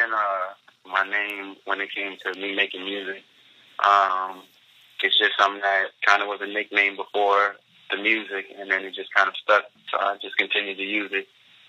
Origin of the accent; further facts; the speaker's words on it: Bronx, New York, United States; also born or lived in Virginia; So I was born in Virginia, but I was raised in New York basically my whole life. For the most part, the BX, the Bronx. I moved a lot in the course of my life, but I definitely lived in the Bronx most of my life.